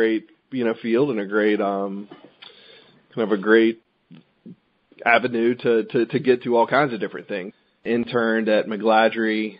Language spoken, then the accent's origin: English; Raleigh, North Carolina, United States; I'm from North Carolina, grew up in Raleigh, went to UNC in Chapel Hill for undergrad